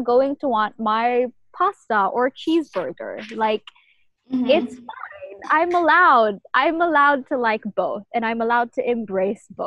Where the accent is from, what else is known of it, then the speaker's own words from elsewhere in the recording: Malaysia; moved away as an adult; now in New York, United States; Being a Malaysian or being a Malay girl is definitely such a big part of who I am